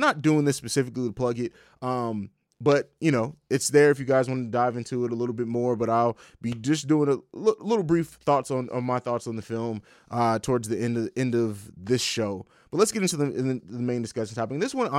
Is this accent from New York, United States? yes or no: no; St. Louis, Missouri, United States; also born or lived in Italy / Germany / Tennessee / Georgia; I grew up in Europe, grew up in Italy, Germany, lived in Tennessee for a little while, Georgia. We moved a lot. And so, shout out to St. Louis. I can't forget the home.